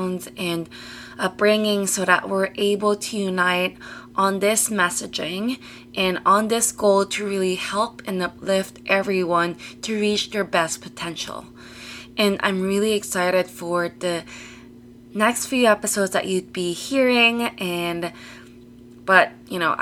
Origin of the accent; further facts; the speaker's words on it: Toronto, Ontario, Canada; also born or lived in British Columbia; I'm from Toronto